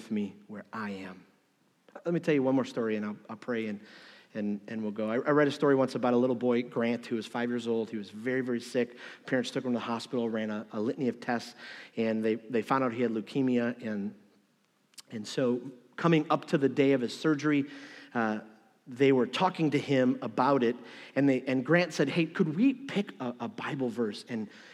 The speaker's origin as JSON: {"language": "English", "town": "Detroit", "region": "Michigan", "country": "United States", "moved": "yes", "said": "I'm from Detroit"}